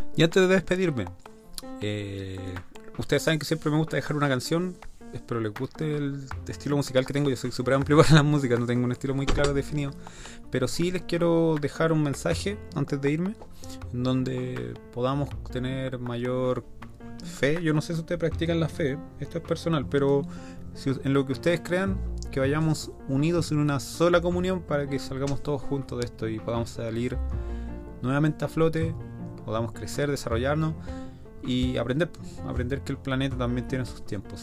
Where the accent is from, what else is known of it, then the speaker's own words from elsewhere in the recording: Chile; Nosotros como chilenos